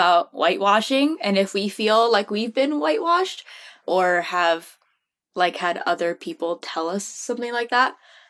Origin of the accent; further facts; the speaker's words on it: Midwest, United States; that I am half white, so it's like, that was a weird identity crisis, right? And then growing up in the Midwest, it's like, my dad is the Japanese teacher, so it's kind of like, that was all the culture there for me.